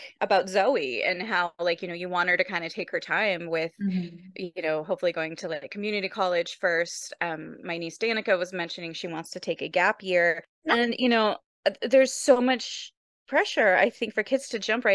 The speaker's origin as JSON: {"language": "English", "region": "Michigan", "country": "United States", "moved": "yes", "said": "I'm from Michigan originally"}